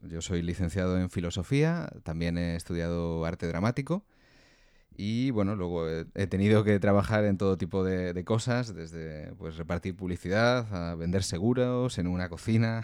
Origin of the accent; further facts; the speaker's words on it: Valladolid, Castile and León, Spain; yo soy de una ciudad pequeña, soy de Valladolid